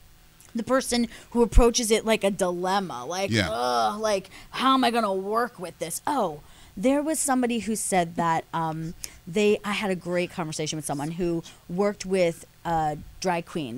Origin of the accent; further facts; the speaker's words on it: Philadelphia, Pennsylvania, United States; moved away; I'm from Philly originally